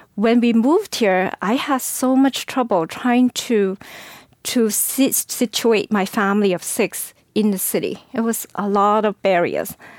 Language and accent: English; China; English is a second language; moved away as an adult; now in San Francisco, United States; I actually grew up in the poverty of China. Um, uh, English is my third language